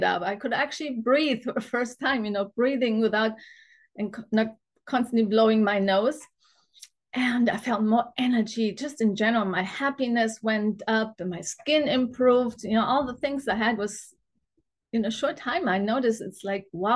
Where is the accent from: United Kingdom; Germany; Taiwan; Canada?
Germany; also born or lived in Munich; I grew up in Germany on a standard German diet